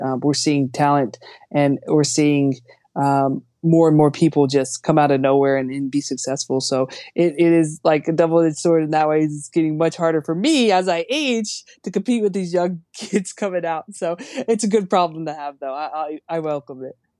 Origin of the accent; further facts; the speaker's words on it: United States; as an American athlete